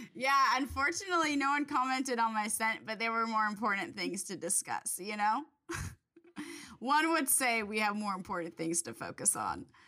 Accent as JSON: {"language": "English", "town": "Agoura Hills", "region": "California", "country": "United States", "tie": "born or raised there", "said": "I grew up in, like, close to Agora Hills"}